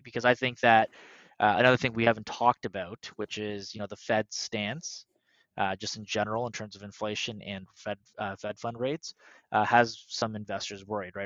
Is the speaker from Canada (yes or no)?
yes; Canada; we're Canadian